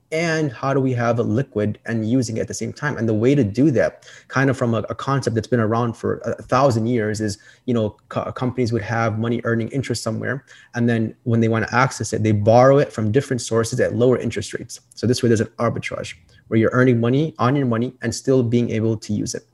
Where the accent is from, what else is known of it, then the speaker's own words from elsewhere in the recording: Chicago, Illinois, United States; I'm from Chicago, Illinois.